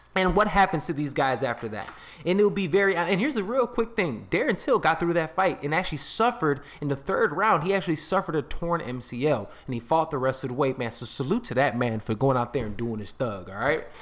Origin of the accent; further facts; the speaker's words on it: Chicago, Illinois, United States; I'm from Chicago